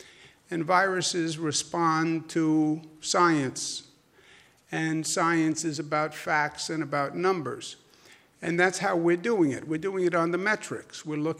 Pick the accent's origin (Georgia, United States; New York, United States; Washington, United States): New York, United States; New York City; accent: southern Queens; also born or lived in Virginia; Lived in Virginia. That's where I got my southern accent. Really, southern Queens